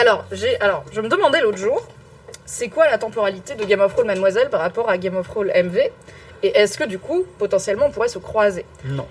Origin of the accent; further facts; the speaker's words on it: Morocco; moi, je suis marocaine